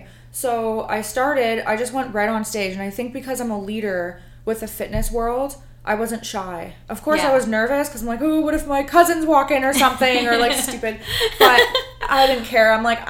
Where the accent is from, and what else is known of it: Ontario, Canada; born or raised there; moved away